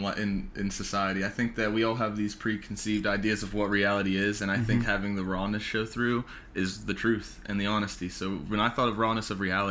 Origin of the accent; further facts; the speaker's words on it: West Mifflin, Pennsylvania, United States; it's at the Thompson Club in West Mifflin, which is my hometown. I'm from West Mifflin